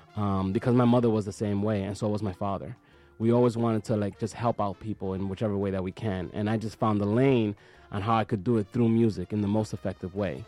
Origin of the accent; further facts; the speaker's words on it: New York City, New York, United States; born and raised in Washington Heights